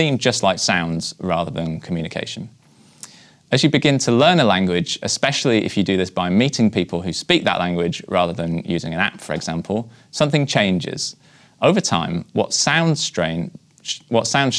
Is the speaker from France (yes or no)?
no; United Kingdom; I'm British